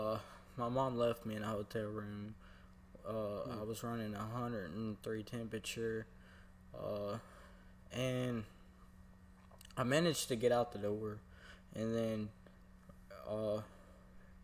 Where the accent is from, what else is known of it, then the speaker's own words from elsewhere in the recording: Florence, Alabama, United States; I was born and raised in Florence, Alabama. I've never lived anywhere else besides Florence